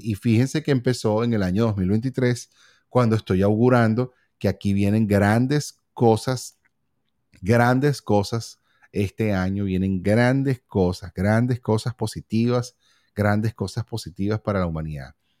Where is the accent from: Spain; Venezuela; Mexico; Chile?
Venezuela; also born or lived in California; now in Miami, United States; nosotros como venezolanos